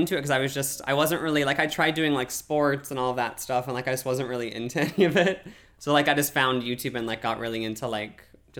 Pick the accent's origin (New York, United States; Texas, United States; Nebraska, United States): Nebraska, United States; moved away as an adult; growing up in Nebraska